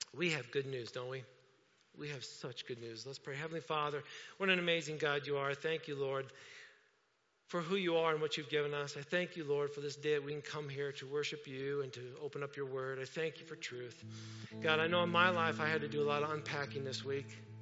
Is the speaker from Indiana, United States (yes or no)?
yes; Indiana, United States; I'm from Indiana.